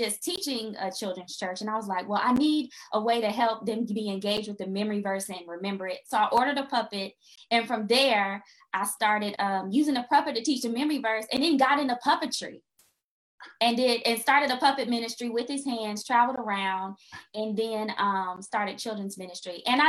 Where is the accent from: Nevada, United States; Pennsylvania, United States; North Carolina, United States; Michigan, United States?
North Carolina, United States; Fayetteville; I am from Fayetteville, North Carolina, in the beautiful state of North Carolina.